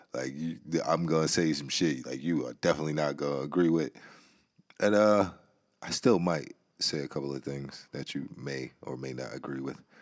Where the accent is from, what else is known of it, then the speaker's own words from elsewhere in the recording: New York, United States; I'm from New York